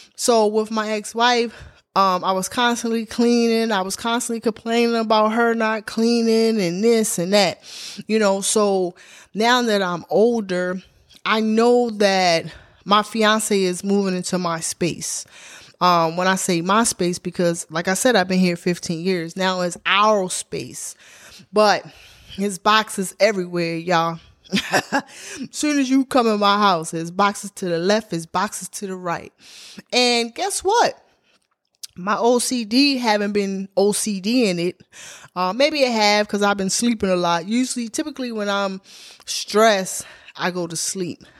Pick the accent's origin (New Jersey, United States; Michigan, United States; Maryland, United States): Maryland, United States; Baltimore; moved away as an adult; now in Atlanta, United States; I'm from Baltimore, Maryland, but I lived on the outskirts of Baltimore. I lived in the county. Um, I grew up Park Heights and Glenview town.